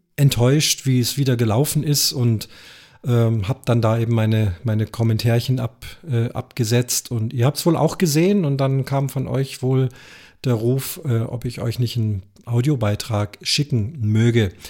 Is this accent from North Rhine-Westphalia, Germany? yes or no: no; Munich, Bavaria, Germany; Ich selber bin Münchner